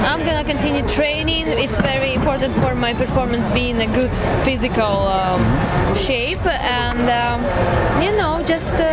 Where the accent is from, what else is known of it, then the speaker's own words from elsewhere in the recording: Sweden; Hi everyone. … I'm from Sweden